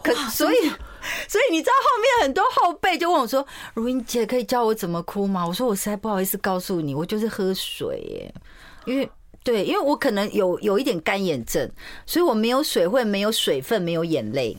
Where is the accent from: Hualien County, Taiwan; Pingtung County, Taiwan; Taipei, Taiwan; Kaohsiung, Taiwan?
Taipei, Taiwan; first language Mandarin; also born or lived in Tainan; 我在三十岁之前是不会讲台语，虽然我是台南人，可是因为我从小在台北长大，我就是在台南医院出生，我爸妈就到台北来哦